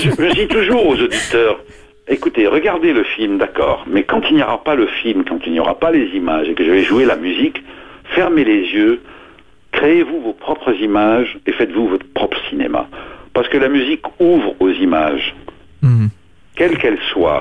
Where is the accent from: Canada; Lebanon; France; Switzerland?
Lebanon; moved away; je suis né au Liban et au Liban, moi, j'étais pensionnaire chez les Jésuites très tôt, à 4 ans, jusqu'à 14.